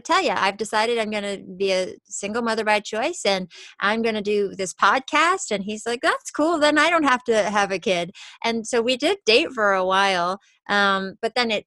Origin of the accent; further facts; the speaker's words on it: New York, United States; now in Los Angeles, United States; I grew up in New York and I live